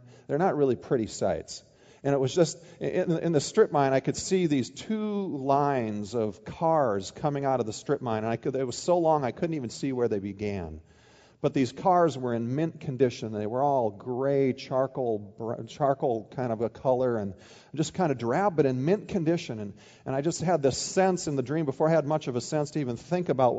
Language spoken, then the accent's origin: English; Midwest, United States; moved away as an adult; also born or lived in Oregon; now in Ohio, United States; I grew up in the Midwest, even though I spent the last 11 years in Oregon